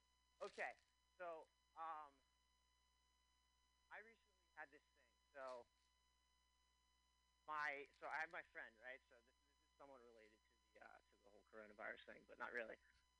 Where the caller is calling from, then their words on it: Philadelphia, Pennsylvania, United States; Of course. Philadelphia, Pennsylvania.